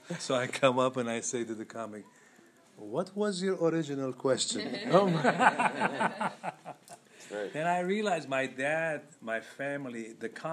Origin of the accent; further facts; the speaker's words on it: Lebanon; moved away; I'm from Lebanon